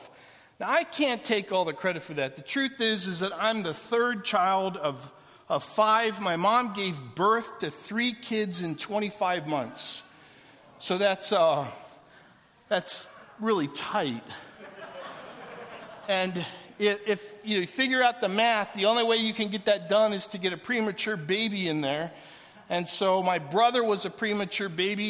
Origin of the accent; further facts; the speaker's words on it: Canton, Ohio, United States; moved away as an adult; also born or lived in Atlanta, Georgia / Los Angeles / Orlando, Florida / Portland, Oregon; When I was 18 years, I left Canton, Ohio to go to college in Atlanta, Georgia, and I was the first one in my family to leave home.